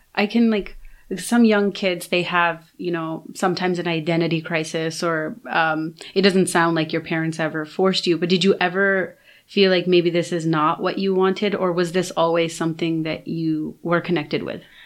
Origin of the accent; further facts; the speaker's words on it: Toronto, Ontario, Canada; also born or lived in Brampton; I grew up here in Toronto